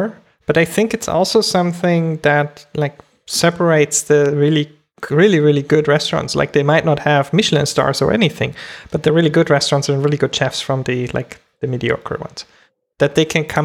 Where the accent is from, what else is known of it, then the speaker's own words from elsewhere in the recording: Germany; as a kid, I grew up in Germany